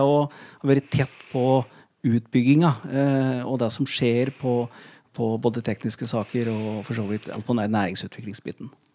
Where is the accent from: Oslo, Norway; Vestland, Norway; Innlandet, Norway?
Innlandet, Norway; Gjøvik; jeg er oppvokst på Gjøvik, i Vardal